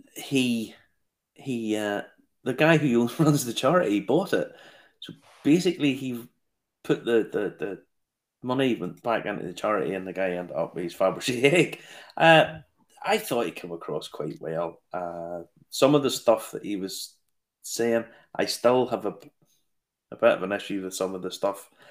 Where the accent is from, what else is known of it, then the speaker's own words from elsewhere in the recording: Ballymena, Northern Ireland, United Kingdom; my hometown is ballymena